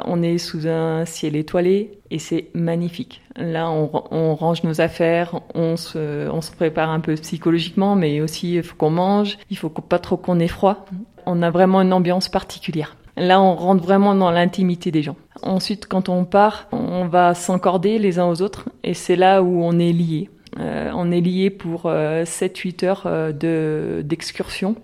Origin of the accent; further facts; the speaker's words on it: the Alps, France; moved away as an adult; now in La Paz, Bolivia; On est des Alpes